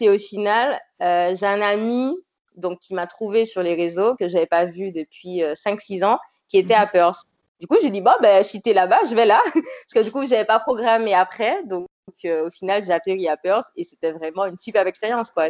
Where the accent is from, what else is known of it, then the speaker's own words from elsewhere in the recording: Martinique; je suis originaire de la Martinique